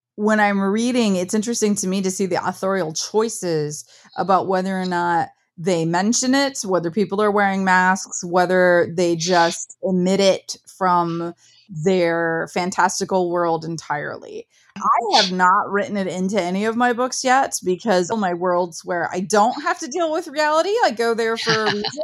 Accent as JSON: {"language": "English", "region": "Midwest", "country": "United States", "tie": "born or raised there", "said": "I grew up in the Midwest"}